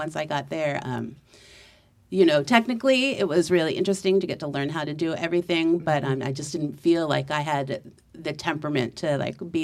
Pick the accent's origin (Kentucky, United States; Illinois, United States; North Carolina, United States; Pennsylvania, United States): Pennsylvania, United States; Philadelphia; moved away; I grew up in Philadelphia